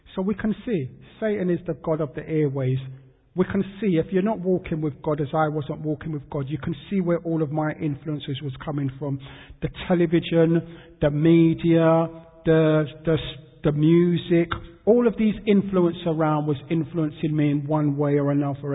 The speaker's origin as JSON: {"language": "English", "region": "London", "country": "United Kingdom", "tie": "born or raised there", "said": "I was born in London, born in St Thomas's Hospital, that's Westminster. I grew up in um, Peckham, SE15, South London"}